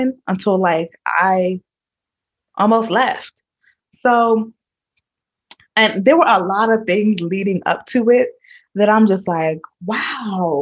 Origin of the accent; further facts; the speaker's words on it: New York, United States; I'm from New York, born and raised